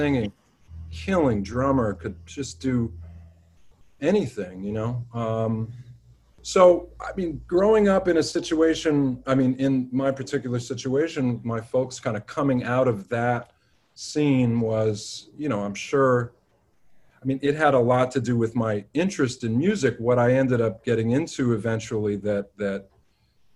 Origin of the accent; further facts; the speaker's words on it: New York City, New York, United States; when I was growing up in Manhattan